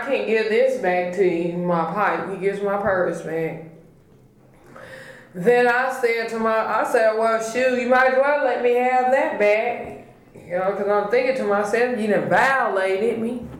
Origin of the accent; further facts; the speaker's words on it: United States; I grew up on East Hill, right off of 32nd and Kelly